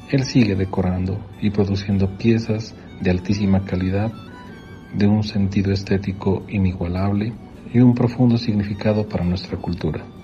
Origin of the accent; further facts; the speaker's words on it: Pasto, Nariño, Colombia; Nosotros, sus hijos, somos los depositarios de esta herencia cultural única en el mundo y tremendamente representativa de la ciudad de Pasto.